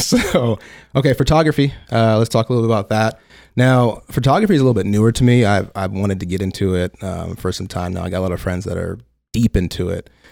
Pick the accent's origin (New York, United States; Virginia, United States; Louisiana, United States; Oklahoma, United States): Oklahoma, United States; Tulsa; moved away as an adult; also born or lived in Detroit, Michigan; now in Los Angeles, United States; born and raised in Detroit, Michigan. Uh, moved to Tulsa, Oklahoma when I was a wee child, and then came out to L A about ten years ago